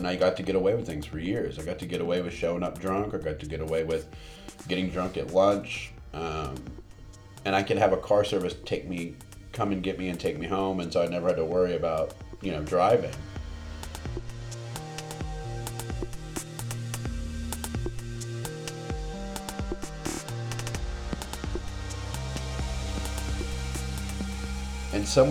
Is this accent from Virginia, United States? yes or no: no; Houston, Texas, United States; I'm from Houston